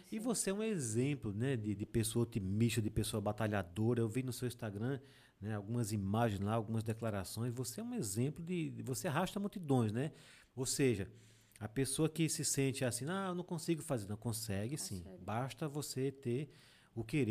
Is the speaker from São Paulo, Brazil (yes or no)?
no; Água Branca, Alagoas, Brazil; also born or lived in Delmiro Gouveia; eu mesmo sou de Água Branca, né? Eu sou da Serra de Água Branca